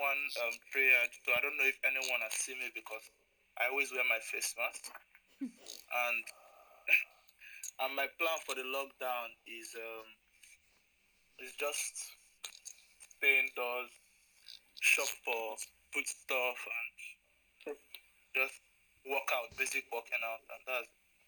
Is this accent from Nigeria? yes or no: yes; Nigeria; now in Portsmouth, United Kingdom; I'm from Nigeria. I study pharmacy